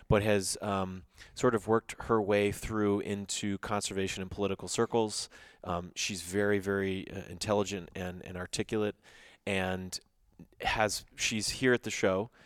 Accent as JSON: {"language": "English", "region": "Texas", "country": "United States", "said": "I'm from Texas"}